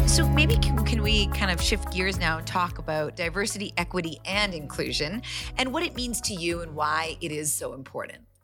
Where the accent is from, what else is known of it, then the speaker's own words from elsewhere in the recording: Calgary, Alberta, Canada; I'm born and raised in Calgary, but my parents are immigrants and, and, um, from India.